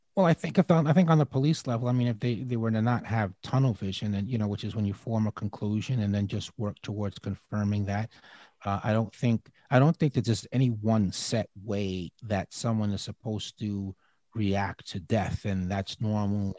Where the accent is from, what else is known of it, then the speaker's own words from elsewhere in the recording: Peekskill, New York, United States; I was living in Peekskill. It's in, in Westchester County, New York